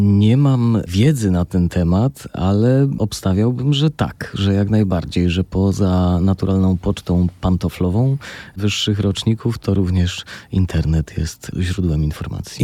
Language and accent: Polish; Tarnów, Lesser Poland, Poland; also born or lived in Warsaw; now in Łódź, Poland; w Tarnowie. No jak pan powiedział, to moje rodzinne miasto